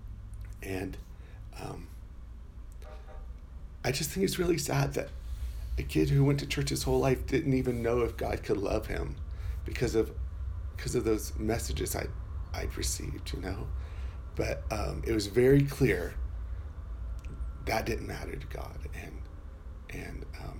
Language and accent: English; Florida, United States; I'm from Florida